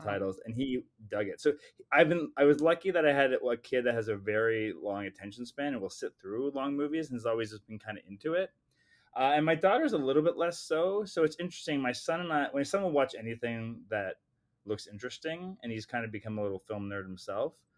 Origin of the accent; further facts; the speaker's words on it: Canada; I'm a Canadian filmmaker